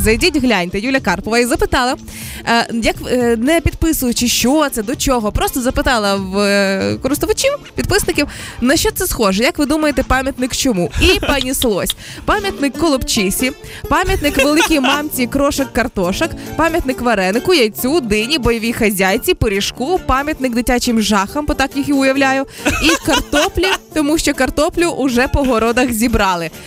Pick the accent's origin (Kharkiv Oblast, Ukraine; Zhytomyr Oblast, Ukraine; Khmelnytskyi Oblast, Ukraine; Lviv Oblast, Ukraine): Zhytomyr Oblast, Ukraine; Житомирська моя рідна область